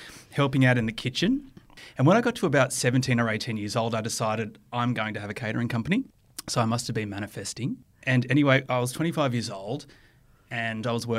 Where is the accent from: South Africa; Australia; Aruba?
Australia; Penrith, New South Wales; also born or lived in Paddington; bred Penrith